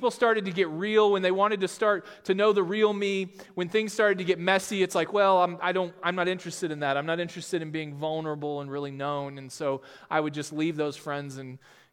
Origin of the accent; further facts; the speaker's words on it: Texas, United States; now in Sioux Falls, United States; I'm actually from Texas, and grew up there